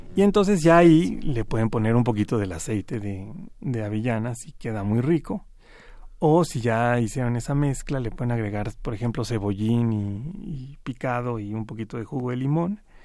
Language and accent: Spanish; Mexico; nosotros como mexicanos